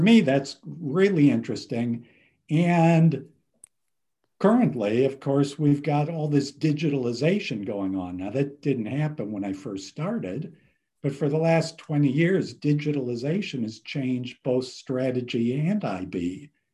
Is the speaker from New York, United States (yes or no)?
no; Cleveland, Ohio, United States; moved away; I grew up in Ohio, Cleveland, Ohio